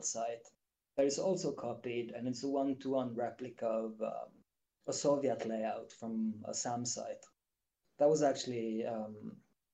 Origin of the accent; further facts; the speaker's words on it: Bergen, Vestland, Norway; my hometown of Bergen in Norway